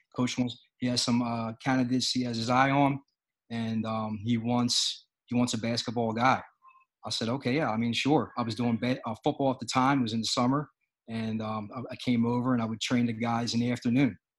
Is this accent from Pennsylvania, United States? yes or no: yes; Philadelphia, Pennsylvania, United States; I'm from Philadelphia